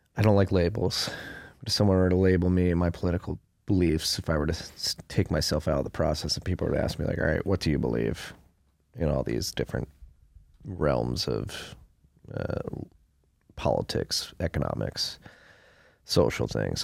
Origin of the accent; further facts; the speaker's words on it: Pennsylvania, United States; a native Pennsylvanian